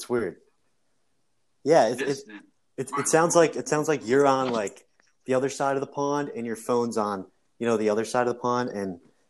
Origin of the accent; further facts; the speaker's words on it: New Jersey, United States; so I'm from New Jersey, you know, north person as well.